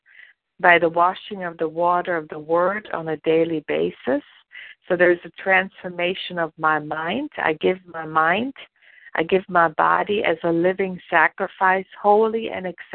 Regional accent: Germany; moved away as an adult; now in United States; I was born and raised in Germany. And I didn't come to the United States until I was almost 30 years old.

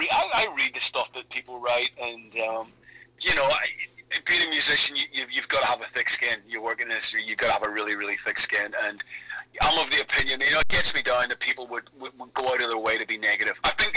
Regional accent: Ireland; they were a part of my DNA growing up in Ireland

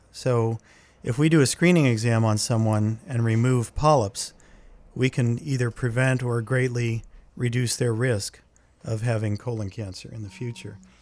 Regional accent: Laurel Highlands, southwestern Pennsylvania, United States; moved away as an adult; now in New England, United States; I grew up in the, in the mountainous area of southwestern Pennsylvania. It's the area known as the Laurel Highlands

